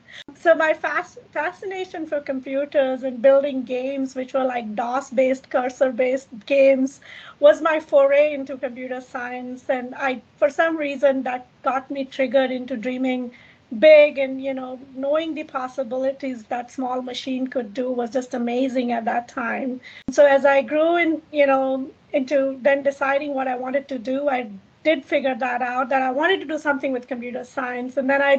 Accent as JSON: {"language": "English", "country": "Kenya", "tie": "born there", "said": "So I was born in Kenya. I grew up in, you know, in 26 countries."}